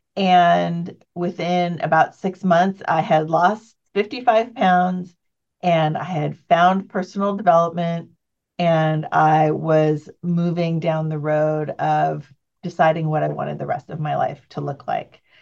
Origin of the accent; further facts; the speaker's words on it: San Jose, California, United States; I grew up in near Silicon Valley, California, San Jose area.